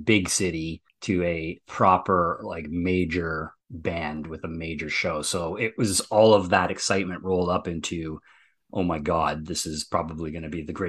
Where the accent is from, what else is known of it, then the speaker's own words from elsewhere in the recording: Ontario, Canada; So I actually saw them in a little town up near my hometown called Sudbury in a small, like 3,000 seater arena.